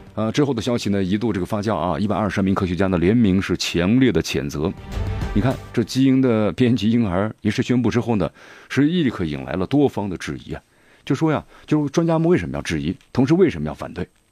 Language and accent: Chinese; Sichuan, China; accent: Sichuanese; 咱们四川话